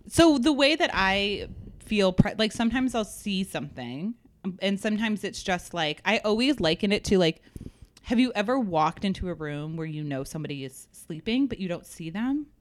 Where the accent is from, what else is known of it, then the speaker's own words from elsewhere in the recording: New England, United States; I'm from New England. We're not uh traditionally welcoming people